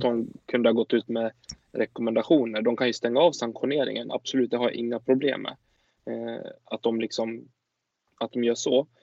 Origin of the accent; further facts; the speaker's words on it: Sweden; vi som åtminstone svenskar